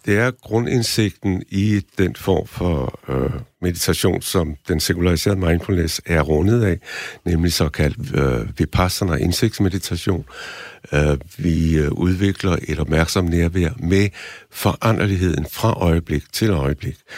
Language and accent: Danish; Denmark; jeg var den eneste dansker, der, der mediterede